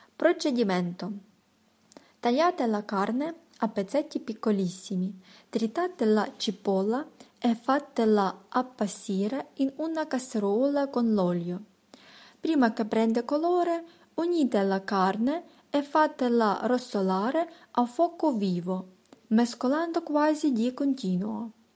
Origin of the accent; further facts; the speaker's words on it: Ukraine; sono di Ucraina